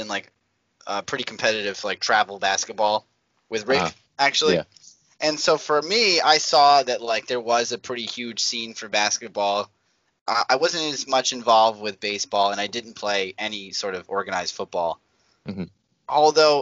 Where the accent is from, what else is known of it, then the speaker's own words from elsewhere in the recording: New York area, United States; we grew up in the New York area